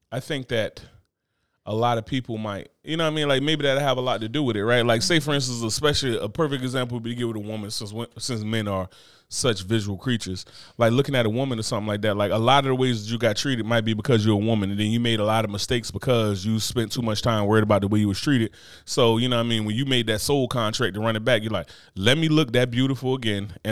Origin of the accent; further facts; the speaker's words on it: Brooklyn, New York, United States; as far as I'm from Brooklyn.